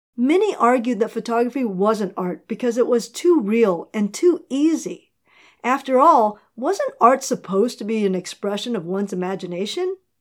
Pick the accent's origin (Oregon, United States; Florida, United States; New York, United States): New York, United States; New York City; I'm from New York